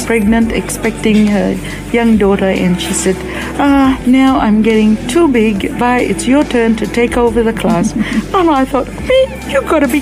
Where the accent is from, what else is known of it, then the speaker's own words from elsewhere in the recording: Fiji; moved away as an adult; now in Australia; I grew up in Fiji.